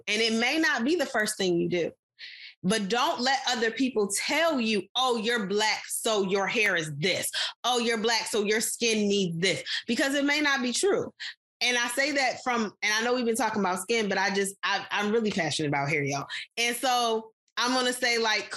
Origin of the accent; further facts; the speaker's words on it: United States; we as American people